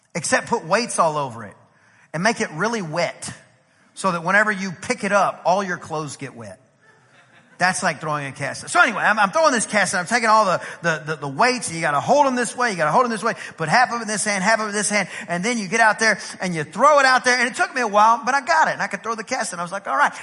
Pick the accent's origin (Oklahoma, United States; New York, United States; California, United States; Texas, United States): Texas, United States; East; I'm from East Texas.